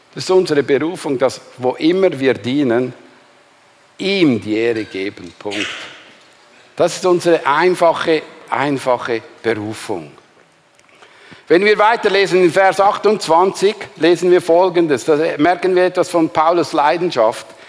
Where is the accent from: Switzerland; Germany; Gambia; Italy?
Switzerland; Glarus; moved away; ich bin ein Glarner